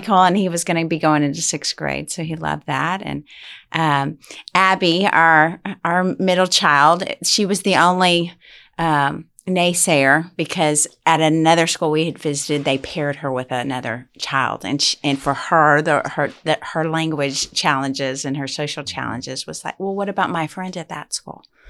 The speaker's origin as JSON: {"language": "English", "town": "Utopia", "region": "Texas", "country": "United States", "tie": "born or raised there", "also_born_or_lived": "Midland, Texas", "moved": "yes", "said": "I'm from Utopia, Texas. And, um, growing up there, um, there's no other school options."}